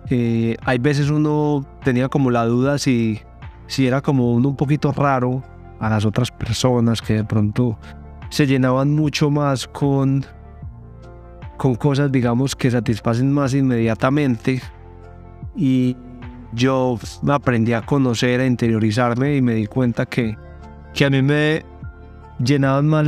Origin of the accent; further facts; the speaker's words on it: Colombia; Yo soy colombiano, tengo 33 años